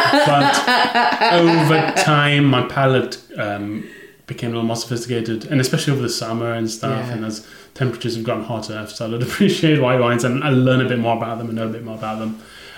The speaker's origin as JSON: {"language": "English", "country": "Malaysia", "tie": "born or raised there", "said": "I grew up in Malaysia"}